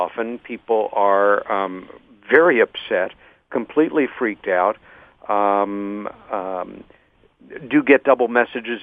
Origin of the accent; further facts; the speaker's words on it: Long Island, New York, United States; my sister Helen and I had a sighting growing up on Long Island, New York, when I was 14